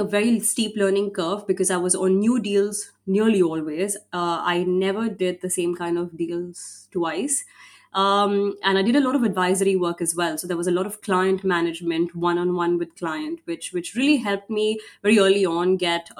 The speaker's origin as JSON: {"language": "English", "country": "India", "said": "I come from India"}